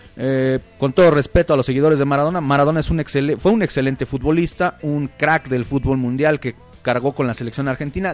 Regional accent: Mexico; aquí en México no somos españoles

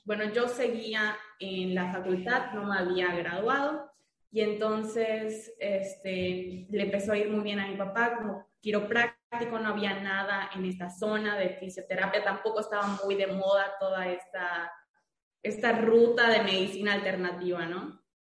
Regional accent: Mérida, Yucatán, Mexico; yo soy de Mérida, Yucatán

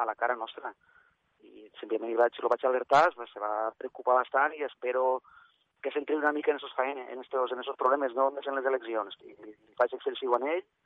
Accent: Terres de l'Ebre, Catalonia, Spain; com a ebrenc que soc

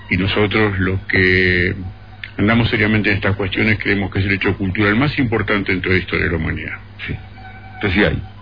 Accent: Buenos Aires, Argentina; born there; now in Capilla del Monte, Argentina; Para Capilla del Monte, que así se llama mi pueblo de adopción, porque yo nací en Buenos Aires

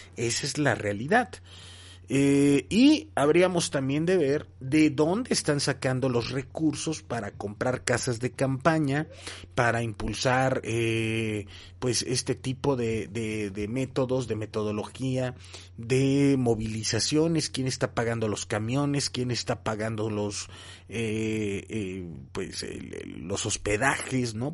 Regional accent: Mexico; todos fuimos testigos como mexicanos

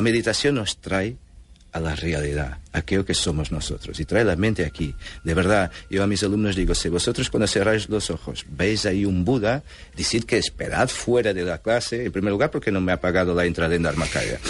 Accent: Portugal; born or raised there; Spanish is a second language; also born or lived in Angola; now in Barcelona, Spain

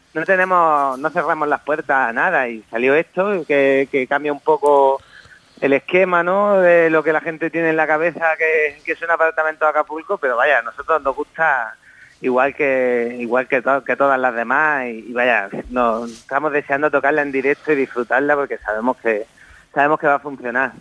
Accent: a village next to Torrenueva, Granada, Andalusia, Spain; Yo soy de un pueblo de al lado de Torrenueva

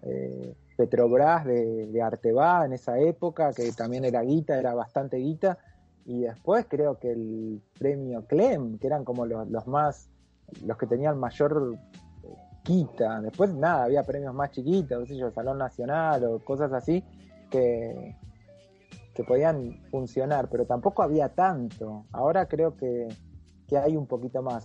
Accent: Mercedes, Buenos Aires Province, Argentina; el centro polivalente de arte que había en la ciudad de Mercedes, donde yo nací

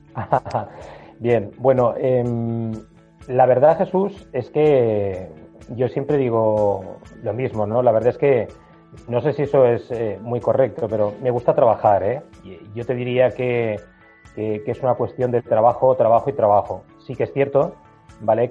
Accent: Spain; Estamos en España, somos latinos

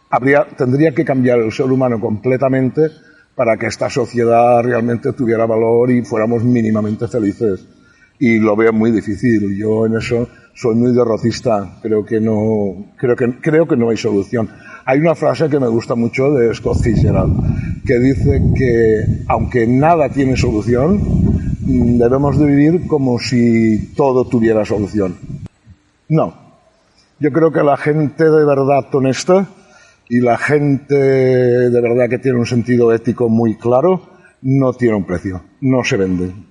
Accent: Estivella, Valencian Community, Spain; Vivía al aire libre, yo soy de Estivella, no soy del puerto. Entonces, claro, es un pueblo pequeño donde todas las casas estaban siempre abiertas

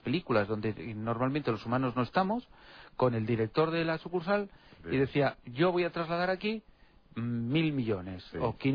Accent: Spain; En mi país de origen, en España

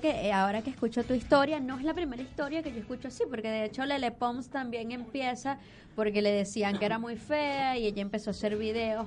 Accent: Venezuela; llanera maracucha

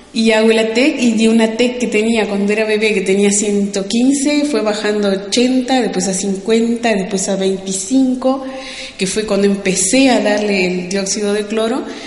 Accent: Uruguay; soy uruguaya

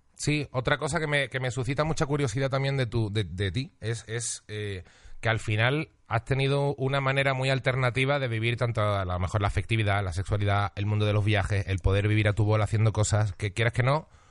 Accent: Seville, Andalusia, Spain; moved away as an adult; also born or lived in Huelva; now in Madrid, Spain; Nací en Huelva, me crié en Sevilla, pero tampoco soy sevillano

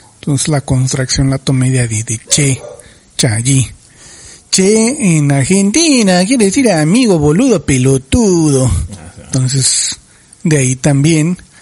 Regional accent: Ejido Michoacán de Ocampo, Baja California, Mexico; mi tierra natal con crepúsculos arrebolados llamado Ejido Michoacán de Ocampo de los Altos

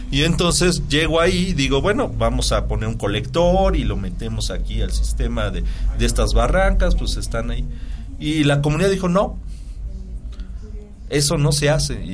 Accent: Apizaco, Tlaxcala, Mexico; yo soy de Tlaxcala, soy de Apizaco, Tlaxcala y estoy allá vivo. Y vengo a dar clases aquí a Puebla.

